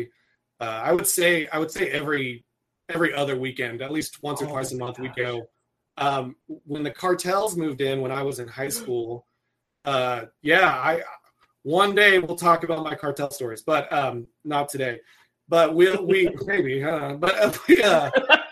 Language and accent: English; Del Rio, Texas, United States; I was born and raised in Del Rio, Texas.